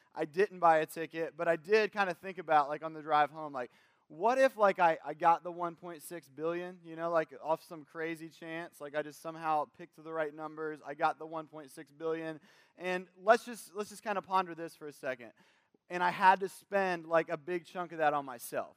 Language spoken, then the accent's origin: English; Kentucky, United States; we're from Kentucky, at the very least, we watch the Kentucky Derby